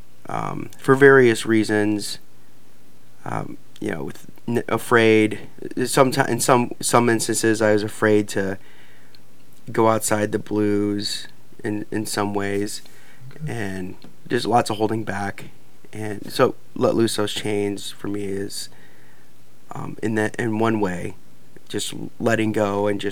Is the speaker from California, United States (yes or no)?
no; Missouri, United States; also born or lived in Omaha, Nebraska; I was born in Omaha and raised and grew up in Missouri